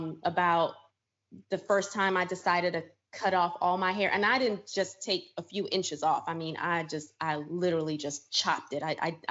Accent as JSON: {"language": "English", "region": "New York", "country": "United States", "tie": "born or raised there", "also_born_or_lived": "Suriname / New Jersey / Florida", "said": "So I'm originally from Suriname, South America. It is a small country on the northern border of Brazil. And we speak Dutch. And I was raised in the States here, grew up in New York, New Jersey, Florida girl."}